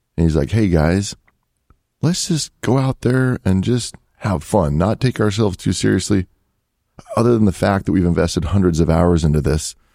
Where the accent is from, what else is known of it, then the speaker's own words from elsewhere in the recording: Salt Lake City, Utah, United States; also born or lived in Portugal; I grew up in Salt Lake City, Utah